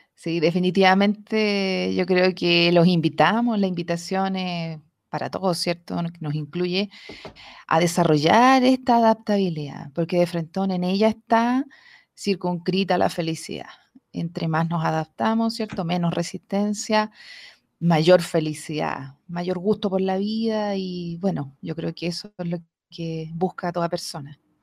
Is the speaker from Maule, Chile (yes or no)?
yes; Talca, Maule, Chile; yo nunca fui mujer de campo, a pesar de que nací en Talca